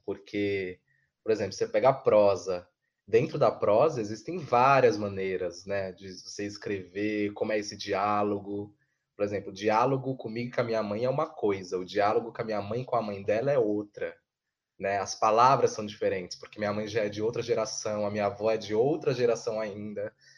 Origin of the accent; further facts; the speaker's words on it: São Paulo, Brazil; eu que sou de Goianazes